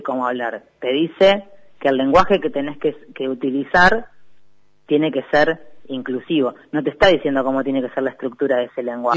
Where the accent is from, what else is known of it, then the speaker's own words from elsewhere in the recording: Necochea, Buenos Aires Province, Argentina; soy de Necochea